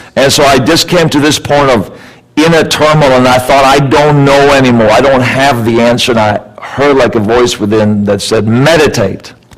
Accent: Sweden; also born or lived in Canada; now in California, United States; I was born and raised in Sweden

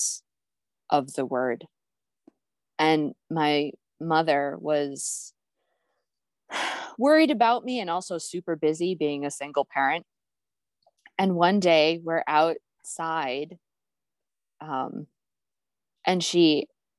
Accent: Ohio, United States; I was raised in Ohio

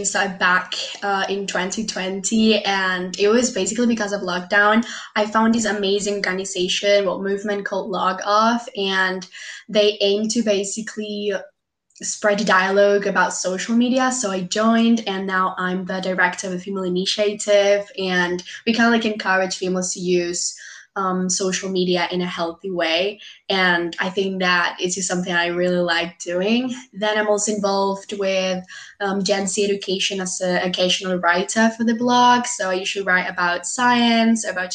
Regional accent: Peru; I'm from Peru

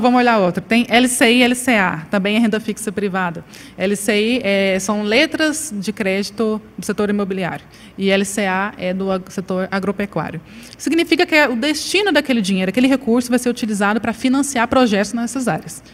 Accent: Paraíba, Brazil; Eu sou paraibana

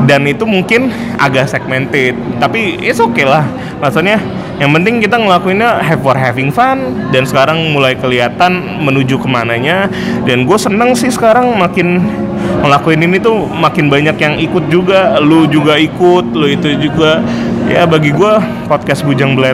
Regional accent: Bandung, West Java, Indonesia; now in Jakarta, Indonesia; Eh, aku dari Bandung aku duluan di Jakarta dan dia nyusul

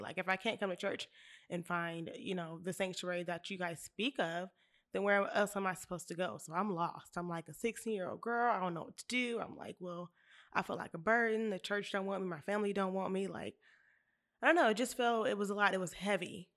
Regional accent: Bakersfield, California, United States; I'm from Bakersfield

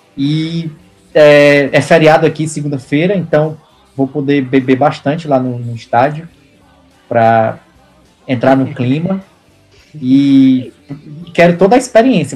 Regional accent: Brazil; now in Canada; eu sou do Brasil

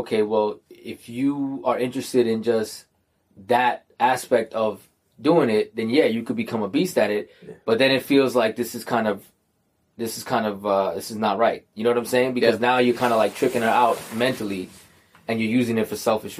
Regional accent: New York, United States

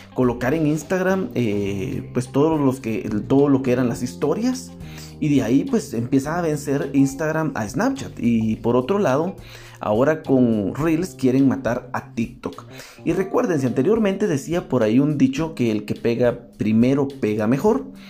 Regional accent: Guatemala; en mi país en Guatemala

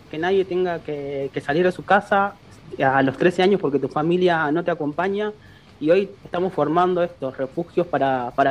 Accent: Córdoba, Argentina; yo soy de Córdoba

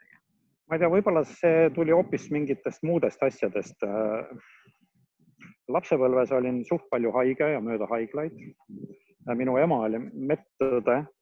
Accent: Pärnu, Pärnu County, Estonia; ma olen pärnakas

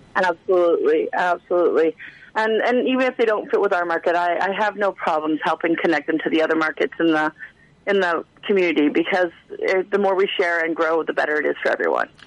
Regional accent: Alberta, Canada; moved away as an adult; now in Prince George, Canada; I grew up in a small town like little blink and you miss it town in in uh, in Alberta

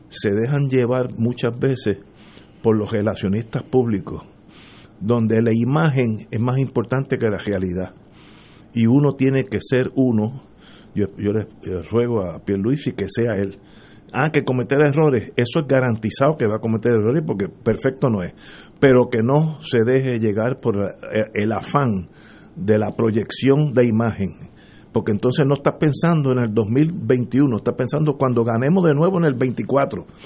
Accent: Cuba; Yo me fui de Cuba, la situación económica es pésima y yo estoy empezando la vida

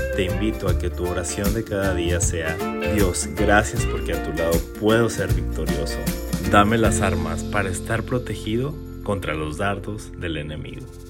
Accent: Chihuahua, Mexico; Durante mi infancia y adolescencia, yo viví y crecí en un hermoso pueblo en Chihuahua

